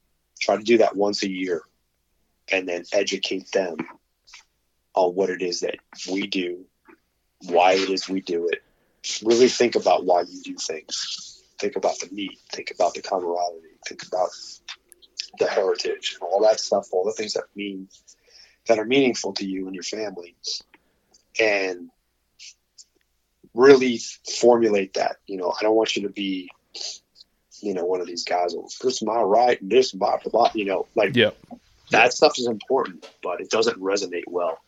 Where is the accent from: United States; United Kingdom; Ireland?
United States; Arizona; But when that popped up here in Arizona, my home state, I was like, Charles, I think now's the time we need to launch this shit.